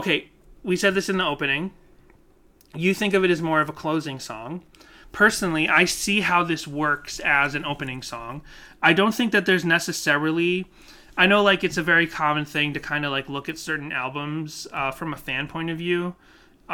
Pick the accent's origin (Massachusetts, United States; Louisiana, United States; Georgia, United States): Massachusetts, United States; I grew up in Massachusetts